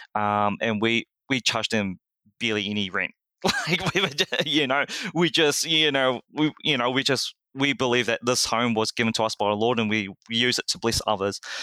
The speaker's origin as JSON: {"language": "English", "country": "New Zealand", "tie": "born or raised there", "said": "I was born and raised in New Zealand"}